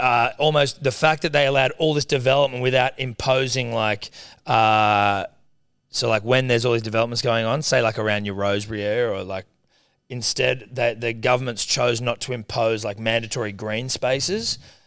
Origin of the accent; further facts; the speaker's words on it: New Zealand; We're still Kiwi, by the way.